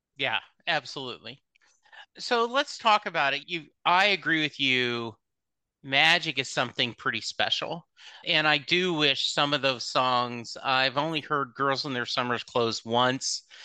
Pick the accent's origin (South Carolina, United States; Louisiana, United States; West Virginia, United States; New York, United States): Louisiana, United States; when I was in high school, growing up in Louisiana